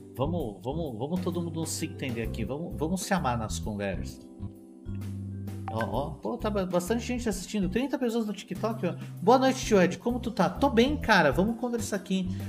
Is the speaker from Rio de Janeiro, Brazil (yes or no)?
no; São Paulo, Brazil; eu sou de São Paulo, eu sou de São Paulo, eu sou da cidade de São Paulo.